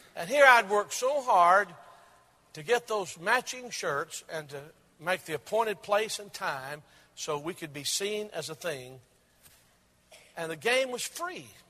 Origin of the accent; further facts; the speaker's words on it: Maryville, United States; most prominent department store in my hometown of Maryville